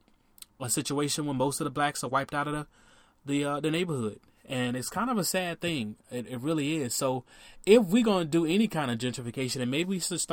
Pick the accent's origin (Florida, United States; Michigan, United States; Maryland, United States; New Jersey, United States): Florida, United States; Miami; Miami, my hometown